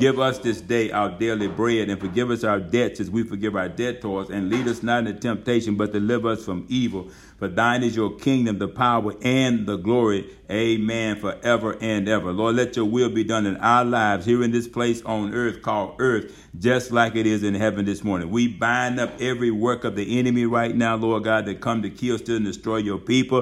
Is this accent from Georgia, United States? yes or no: yes; Georgia, United States; moved away as an adult; We had come to Georgia. Baymouth, Georgia, over there where the church is at, our home, my hometown